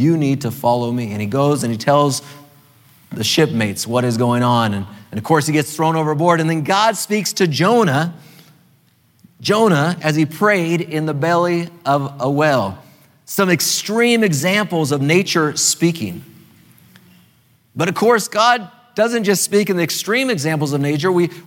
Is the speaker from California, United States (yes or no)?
yes; California, United States; now in Maryland, United States; as a Californian, originally a Californian, I'm a Marylander now, but originally a Californian